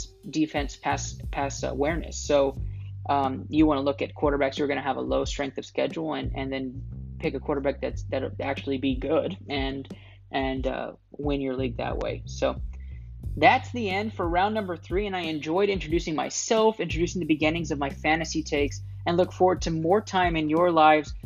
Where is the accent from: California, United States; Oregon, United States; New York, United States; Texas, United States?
Texas, United States; Harlingen; Harlingen, which is my hometown.